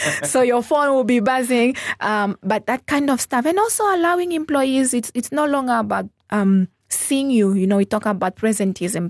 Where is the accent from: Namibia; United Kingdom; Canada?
Namibia; Zambezi; also born or lived in Botswana; now in Windhoek, Namibia; I grew up in the Zambezi region. So that is, I was actually born in Botswana. Um, but I grew up in the Zambezi region.